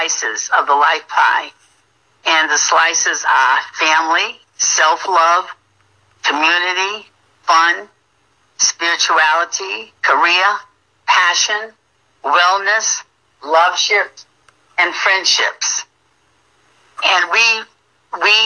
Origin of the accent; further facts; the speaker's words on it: Providence, Rhode Island, United States; moved away as an adult; I'm originally from Providence, Rhode Island, and I came here about 15 years ago to retire.